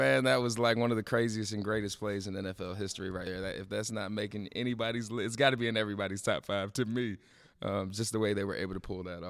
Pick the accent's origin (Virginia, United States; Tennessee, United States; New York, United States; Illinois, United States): Virginia, United States; I'm a being born and raised in Virginia.